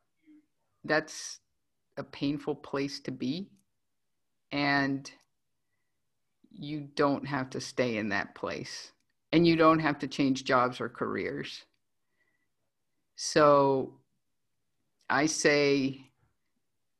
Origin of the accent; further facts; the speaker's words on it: Venezuela; moved away; I was born in Venezuela, and I am. I'm an immigrant